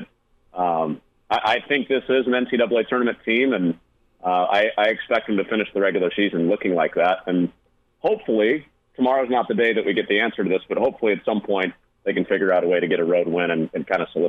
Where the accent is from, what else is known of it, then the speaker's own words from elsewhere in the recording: Chicago, Illinois, United States; as a Chicagoan that's used to the Wrigley Field bathroom setup